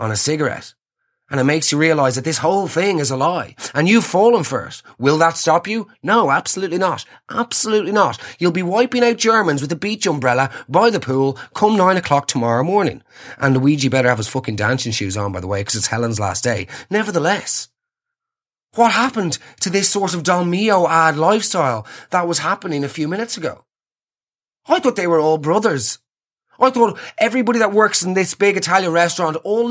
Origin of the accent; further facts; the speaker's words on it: Ireland; Us Irish